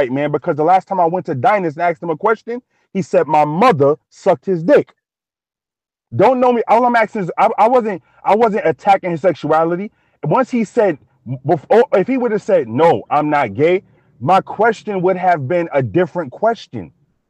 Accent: Bronx, New York, United States; I'm from the Bronx. I'm from the South Bronx, 183rd Street and 3rd Avenue.

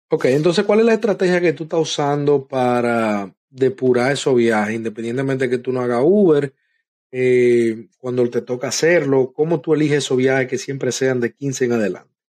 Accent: Dominican Republic; now in United States; en mi país, en nuestro país, República Dominicana

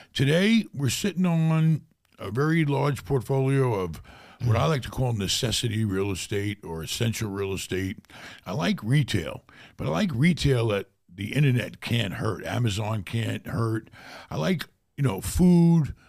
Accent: New York City, New York, United States; moved away as an adult; also born or lived in Germany; growing up in New York City was very tough

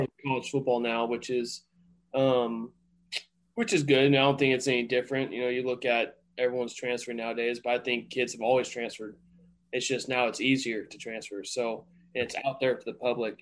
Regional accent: Colorado, United States; also born or lived in Arlington, Texas / Stephenville, Texas; now in Washington, United States; where I grew up in Colorado.

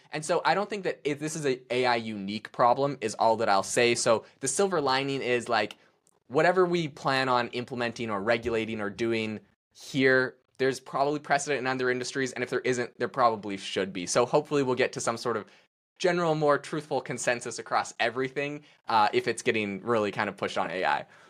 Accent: Canada; I'm obviously Canadian. I can't even vote in America.

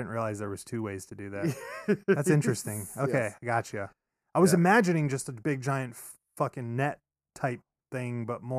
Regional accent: United States; As an American

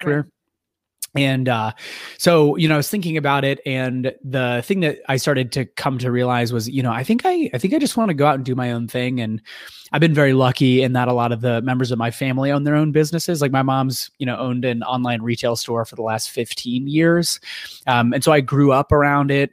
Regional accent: Ohio, United States; moved away as an adult; also born or lived in California; now in Chicago, United States; I'm from Ohio originally

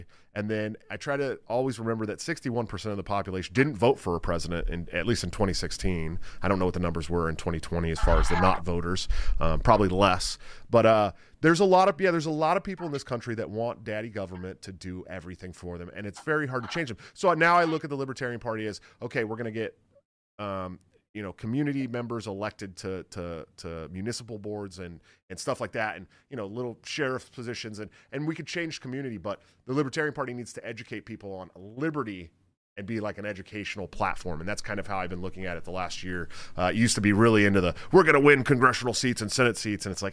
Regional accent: Bay Area, California, United States; I'm from the Bay Area, so we grew up fishing in the Delta

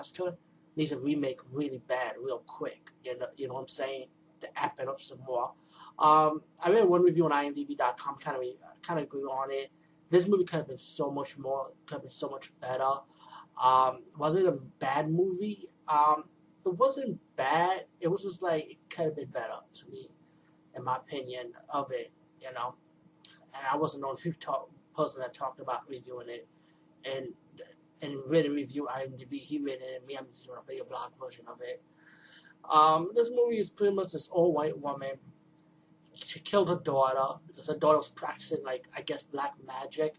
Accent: New York City, New York, United States; I'm from the Bronx

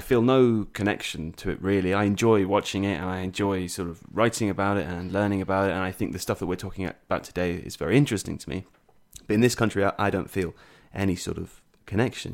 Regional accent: England, United Kingdom; as an English person

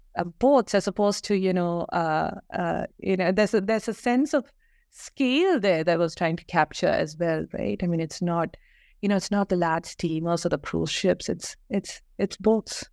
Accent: Kerala, India; moved away as an adult; also born or lived in Bangalore; I grew up in Kerala, went to school there, and moved uh, to Bangalore

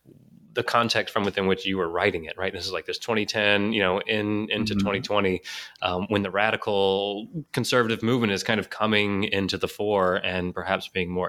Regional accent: Houston, Texas, United States; I grew up in Houston

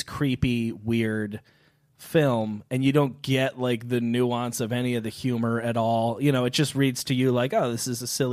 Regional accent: New York, United States; I'm from New York, so grew up a Yankees fan.

